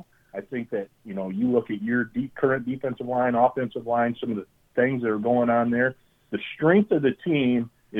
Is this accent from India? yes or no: no; Michigan, United States; moved away as an adult; we're from Michigan